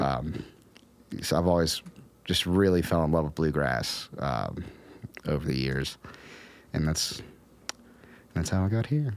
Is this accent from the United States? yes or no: yes; Romney, West Virginia, United States; moved away; also born or lived in Morgantown, West Virginia; when I was growing up in Appalachia, like growing up in Romney